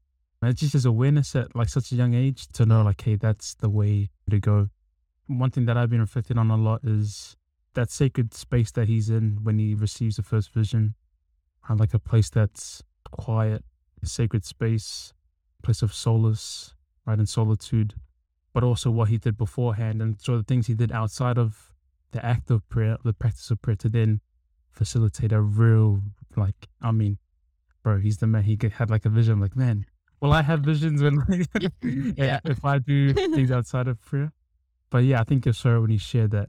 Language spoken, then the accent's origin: English; Auckland, New Zealand; also born or lived in Australia; I'm from Auckland, Central Auckland, born in Australia, but yeah, raised here